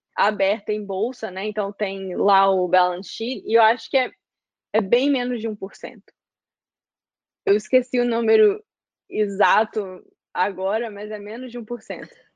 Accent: Belo Horizonte, Minas Gerais, Brazil; moved away as an adult; now in United States; sou de Belo Horizonte e tava em Belo Horizonte trabalhando com o meu pai

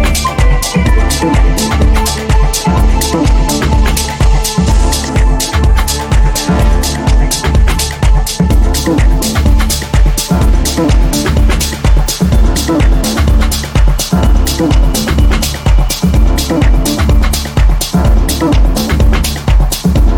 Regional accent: Baku, Azerbaijan; here in Baku, in my hometown

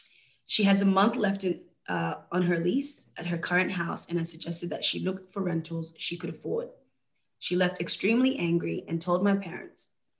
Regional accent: Georgia, United States; now in Connecticut, United States; So I decided to move in myself for the time being as I am originally from Georgia, and it's not a great place to be in right now, given the spread of COVID.

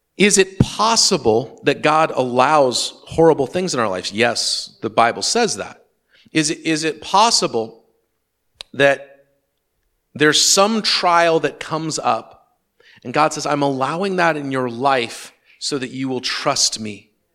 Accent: Western Washington, United States; my experience growing up in Western Washington

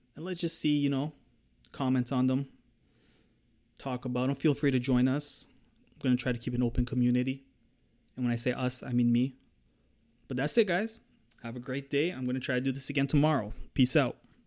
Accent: Toronto, Ontario, Canada; I'm from Toronto

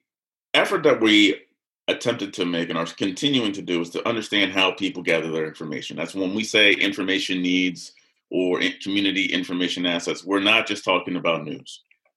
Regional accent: Chambersburg, Pennsylvania, United States; born or raised there

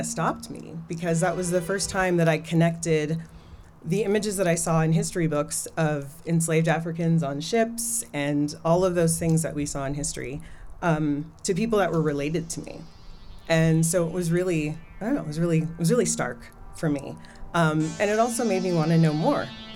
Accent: Anchorage, Alaska, United States; moved away; also born or lived in Miami; I grew up in Alaska, in Anchorage

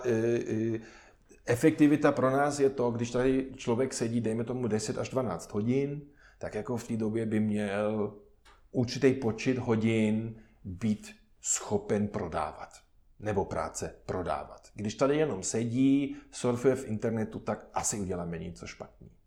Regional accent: Germany; Czech is a second language; moved away as an adult; now in Czech Republic; já osobně samozřejmě jsem Němec

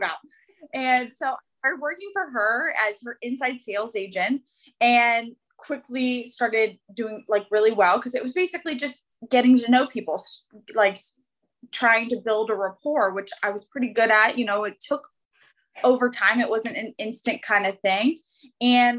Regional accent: Northern Virginia, United States; So I've born and raised here in Northern Virginia my whole life.

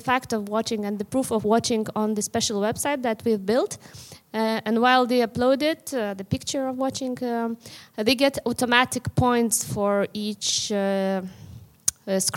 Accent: Vilnius, Vilnius County, Lithuania; I come from Lithuania, Vilnius

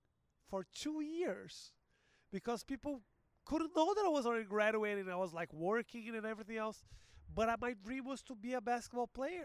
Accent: Porto Alegre, Rio Grande do Sul, Brazil; English is a second language; now in São Paulo, Brazil

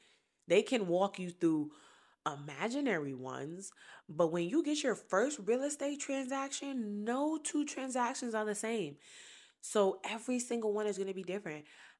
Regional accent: Brooklyn, New York, United States; now in Columbia, United States; I am from Brooklyn, New York. So is my husband. We some motherfucking city kids. And we now own our first property in Columbia, South Carolina.

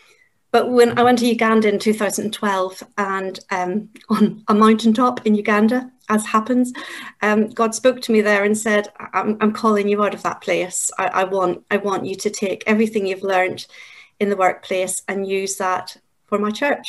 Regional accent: Northern Ireland, United Kingdom; moved away as an adult; also born or lived in Yorkshire; now in England, United Kingdom; I'm from Northern Ireland. I grew up there, and at the age of 20, I came to England

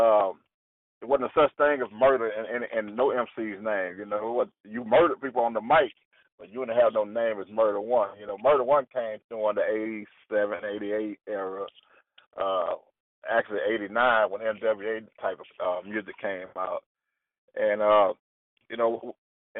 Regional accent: Houston, Texas, United States; straight out of South Park. You know, I'm in the gutter of South Park. I'm right in the heart of it.

